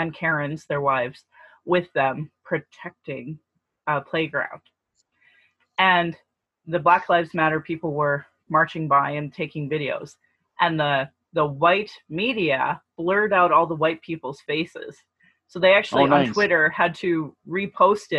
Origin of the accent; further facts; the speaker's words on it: Sylvan Lake, Alberta, Canada; now in Calgary, Canada; you and I grew up in Sylvan Lake